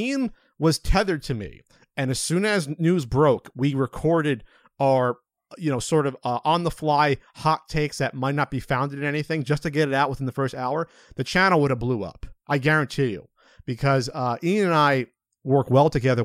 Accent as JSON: {"language": "English", "region": "New Jersey", "country": "United States", "moved": "as an adult", "said": "I was from Central Jersey."}